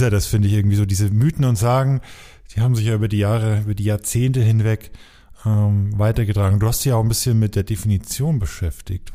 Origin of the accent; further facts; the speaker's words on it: Coburg, Bavaria, Germany; unsere Heimat ist ja nicht so weit auseinander. Ich komme ja aus Coburg